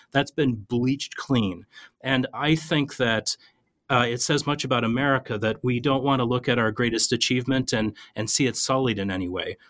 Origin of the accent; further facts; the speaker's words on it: Minnesota, United States; I'm an Irish Catholic kid that grew up in a river town in Minnesota